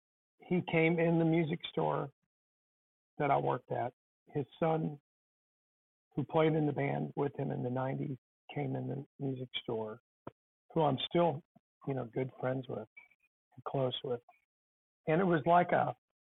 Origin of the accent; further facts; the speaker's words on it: St. Louis, Missouri, United States; growing up in St. Louis and being born in 1970